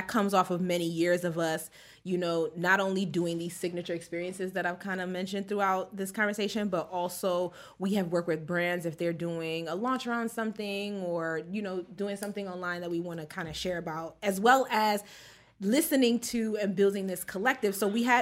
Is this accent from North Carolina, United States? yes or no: no; New York, United States; we're kind of a mixed group, but we're from New York